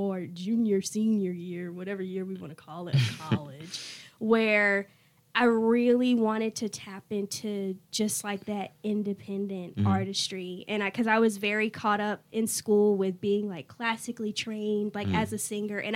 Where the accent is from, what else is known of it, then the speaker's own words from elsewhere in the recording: Raleigh, North Carolina, United States; I'm from Raleigh, originally